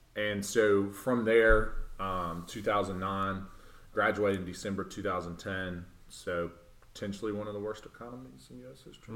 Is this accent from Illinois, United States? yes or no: no; Clinton, Tennessee, United States; moved away as an adult; also born or lived in Nashville, Tennessee; now in Murfreesboro, United States; I was born and raised in Knoxville, um, a little town called Clinton